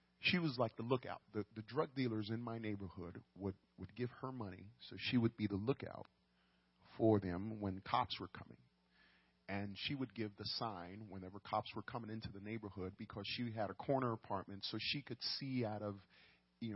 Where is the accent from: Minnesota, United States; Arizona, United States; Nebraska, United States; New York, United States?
New York, United States; New York City; I grew up in the boogie down Bronx, New York City